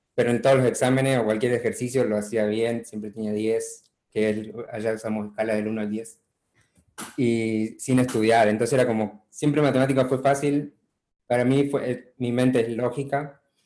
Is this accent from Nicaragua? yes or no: no; Chaco, Argentina; moved away as an adult; also born or lived in Buenos Aires / Córdoba; now in United States; nací en Buenos Aires originalmente, em, después viví en Chaco 10 años con mi familia, que em, mis padres fueron misioneros